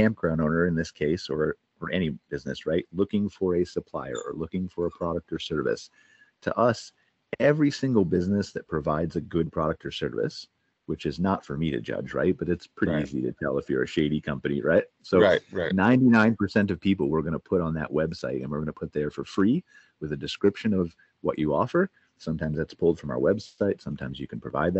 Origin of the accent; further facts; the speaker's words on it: Cleveland, Ohio, United States; moved away as an adult; now in Calgary, Canada; I'm American. I was born in Cleveland, Ohio. But in February of 2021, I moved to Canada, to Calgary, Canada.